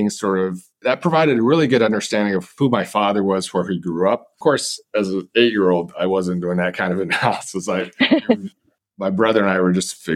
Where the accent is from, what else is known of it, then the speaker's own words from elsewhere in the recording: Manhattan, Kansas, United States; also born or lived in Japan; I was born in Japan, as Linda mentioned moved to the United States as a toddler, and we settled in Manhattan, Kansas, which is uh, near Fort Riley, Kansas.